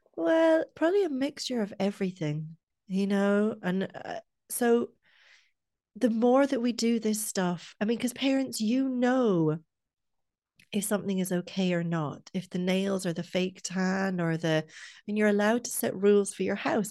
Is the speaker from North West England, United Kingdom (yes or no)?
no; Scotland, United Kingdom; now in Ireland; I'm from Scotland, and in Scotland we start secondary school either one or two years younger